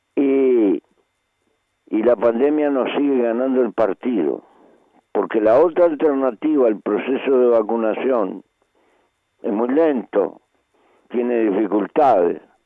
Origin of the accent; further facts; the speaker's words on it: Uruguay; en mi país no se puede tocar mucho ni la carne ni la hierba